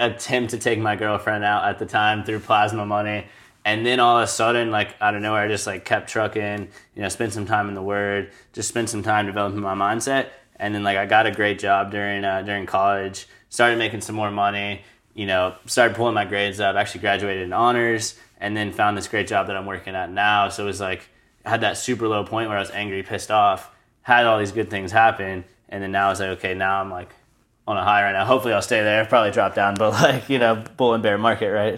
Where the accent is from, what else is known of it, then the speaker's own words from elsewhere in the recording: Charleston, United States; moved away; when my parents, uh, moved from Charleston, obviously it was very sad. That's where I grew up